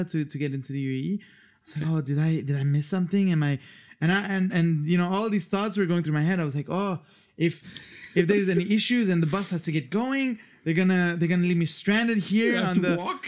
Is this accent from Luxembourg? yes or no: yes; Luxembourg; moved away as an adult; also born or lived in Switzerland / Iran (ancestry); now in Australia; I grew up in Luxembourg, but I don't fully feel Luxembourgish